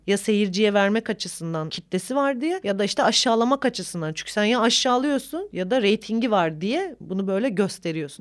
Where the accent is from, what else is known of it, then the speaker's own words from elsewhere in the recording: Bingöl Province, Turkey; bir Bingöl'lü olarak Rizeli biriyle evlendim